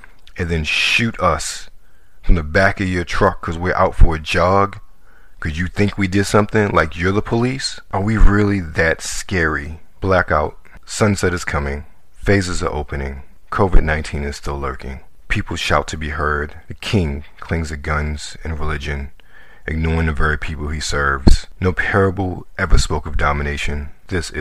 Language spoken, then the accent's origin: English; Baltimore, Maryland, United States; also born or lived in Washington, D.C.; I'm from Baltimore, Maryland. I grew up in Baltimore City